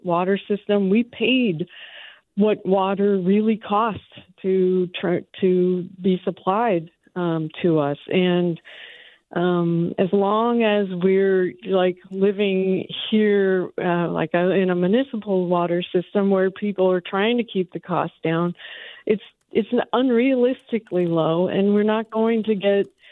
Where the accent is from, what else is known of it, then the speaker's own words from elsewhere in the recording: Santa Cruz Mountains, California, United States; now in Menlo Park, United States; I grew up in the Santa Cruz Mountains